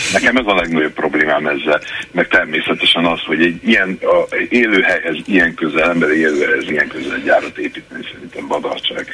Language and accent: Hungarian; Debrecen, Hajdú-Bihar, Hungary; én 53 éve tényleg itt élek Debrecenben, és nem áll Debrecenben vagyok, nem csak úgy ide költöztem, hanem itt is születtem